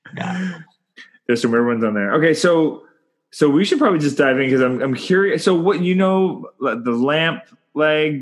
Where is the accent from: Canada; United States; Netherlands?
Canada; I'm Canadian filmmaker